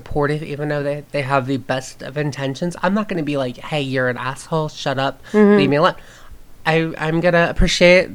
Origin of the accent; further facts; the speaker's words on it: the South, United States; I grew up in the South